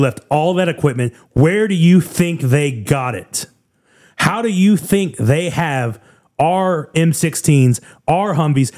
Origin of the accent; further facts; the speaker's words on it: United States; I say this as an American